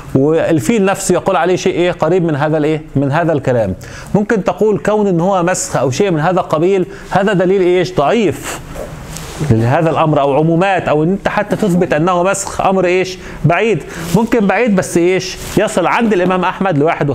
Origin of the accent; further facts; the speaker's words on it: Egypt; moved away; عندنا في مصر